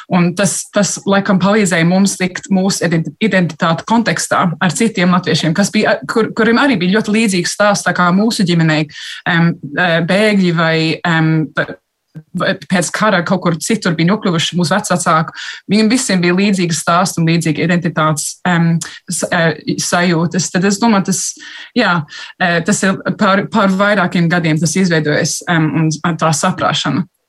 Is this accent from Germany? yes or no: no; United Kingdom; es esmu gan, gan brita, gan latvieta